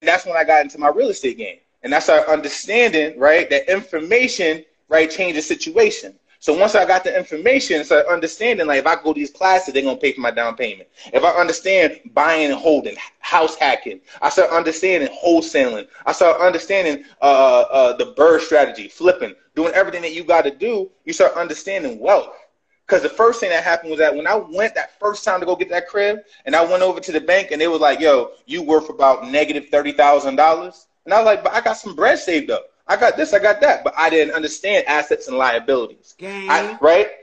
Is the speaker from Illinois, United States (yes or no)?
no; New York City, New York, United States; I was born in 1985 in Brooklyn, New York